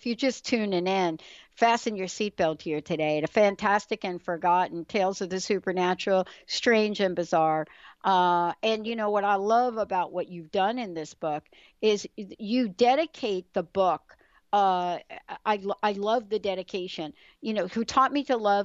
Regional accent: New York, United States; I'm from New York

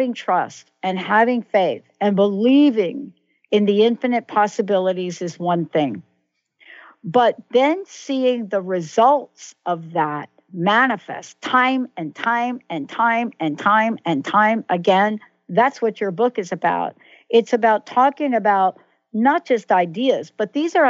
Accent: New York City, New York, United States; moved away; also born or lived in New Jersey; I'm a girl from the Bronx, New York, right? And born in the Bronx, lived in New Jersey.

